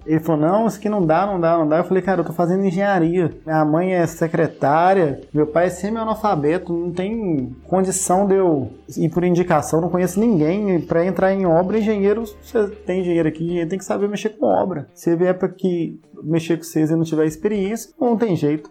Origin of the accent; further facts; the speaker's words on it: Ipatinga, Minas Gerais, Brazil; em Patinga, é, na minha cidade natal